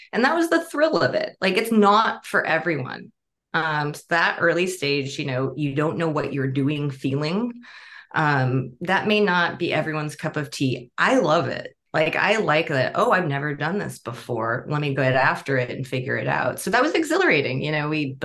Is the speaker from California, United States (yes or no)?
yes; Bay Area, California, United States; I grew up in the Bay Area. I was actually on the same exit as the Google headquarters